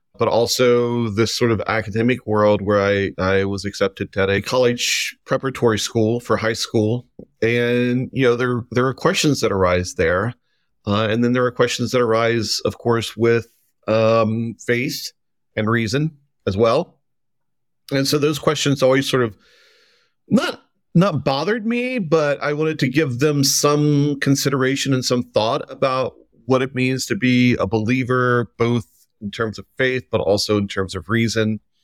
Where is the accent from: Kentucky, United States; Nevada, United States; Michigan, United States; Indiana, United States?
Kentucky, United States; just south of Cincinnati; moved away as an adult; also born or lived in Oregon; now in Providence, United States; I am, uh, originally from Kentucky, um, but I grew up just south of Cincinnati